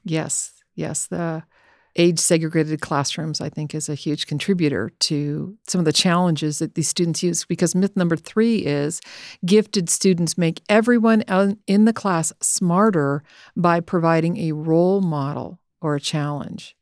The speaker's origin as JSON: {"language": "English", "region": "Southern California", "country": "United States", "tie": "born or raised there", "said": "us growing up in Southern California"}